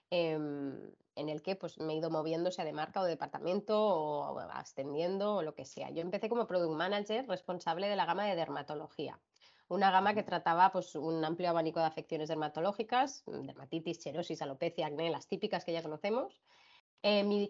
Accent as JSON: {"language": "Spanish", "country": "China", "tie": "born or raised there", "also_born_or_lived": "Barcelona, Spain", "said": "aquí nací yo, nací en Barcelona y a los dos meses pues ya volvimos a China."}